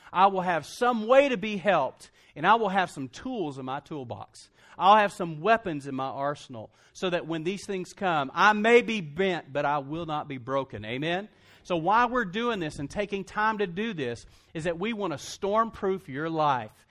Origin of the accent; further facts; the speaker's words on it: Lubbock, Texas, United States; also born or lived in Brownwood, Texas; I started at Texas Tech, did a year at Tech, 'cause that's my hometown